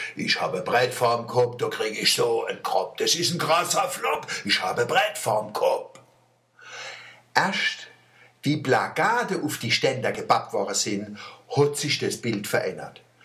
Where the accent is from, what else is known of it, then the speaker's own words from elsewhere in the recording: Germany; wir Deutsche